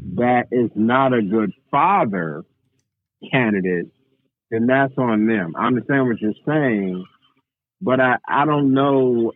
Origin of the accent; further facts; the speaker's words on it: Waukegan, Illinois, United States; born and raised in Waukegan, Illinois